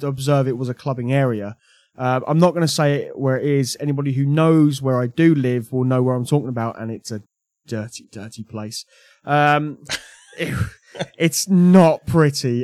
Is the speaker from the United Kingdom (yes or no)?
yes; United Kingdom; I've only got myself to blame for being British